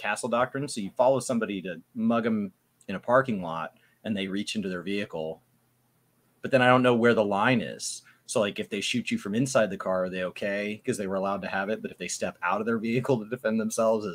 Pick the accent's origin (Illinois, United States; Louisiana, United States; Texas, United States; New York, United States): Texas, United States; Dallas; I was born and raised in and around Dallas